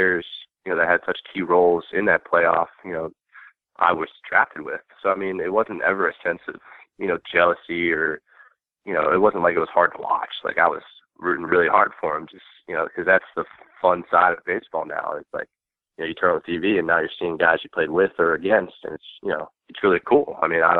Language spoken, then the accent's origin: English; Baltimore, Maryland, United States; born or raised there